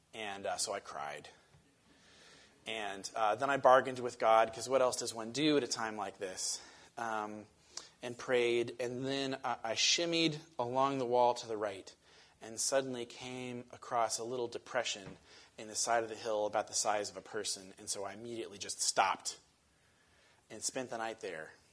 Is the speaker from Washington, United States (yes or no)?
yes; Western Washington, United States; I grew up in Western Washington